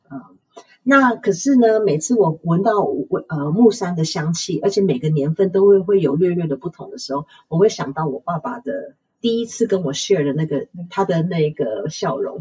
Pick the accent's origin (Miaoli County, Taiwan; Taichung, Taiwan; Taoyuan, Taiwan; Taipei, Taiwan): Taichung, Taiwan; 因为我们是台中人